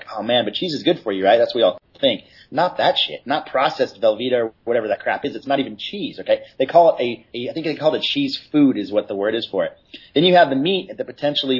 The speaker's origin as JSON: {"language": "English", "town": "San Clemente", "region": "California", "country": "United States", "said": "I'm from San Clemente."}